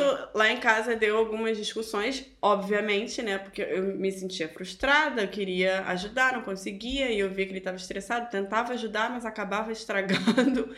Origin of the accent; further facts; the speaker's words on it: Brazil; moved away as an adult; somos brasileiras